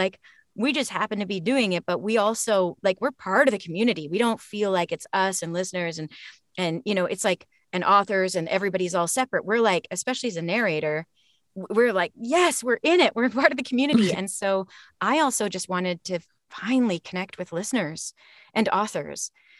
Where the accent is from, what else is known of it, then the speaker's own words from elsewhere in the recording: Canada; The hockey shirt, please. I grew up in Canada.